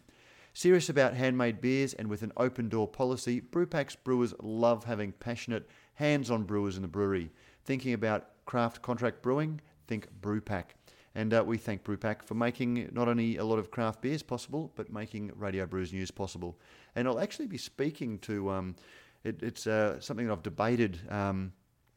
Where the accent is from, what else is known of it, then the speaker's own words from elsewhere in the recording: Queensland, Australia; As a Queenslander